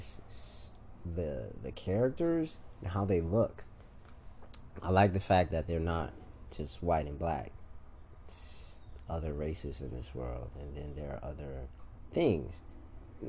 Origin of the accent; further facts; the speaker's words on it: Chicago, Illinois, United States; a wild person from Chicago